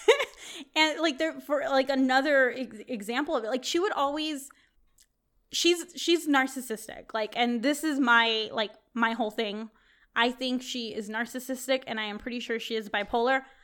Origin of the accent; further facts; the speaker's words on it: Texas, United States; moved away as an adult; now in California, United States; I grew up in Texas